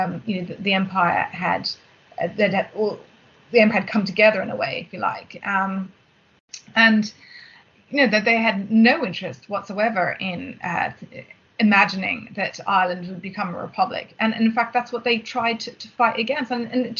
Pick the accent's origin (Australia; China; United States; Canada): Australia; as an Australian